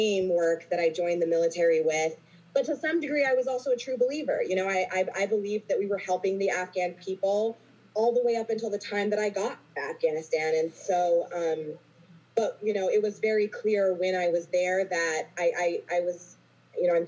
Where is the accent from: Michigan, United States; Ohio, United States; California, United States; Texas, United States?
Texas, United States; I grew up in Texas in a very patriotic family